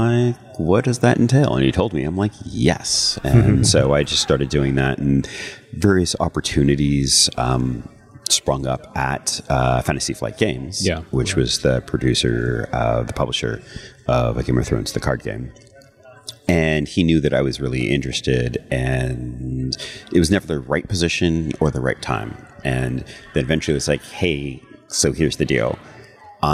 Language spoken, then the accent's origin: English; United States; as an American, I went to public school